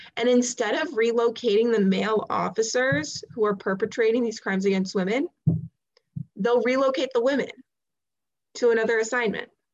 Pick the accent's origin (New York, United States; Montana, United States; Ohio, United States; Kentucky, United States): Ohio, United States; I'm from Ohio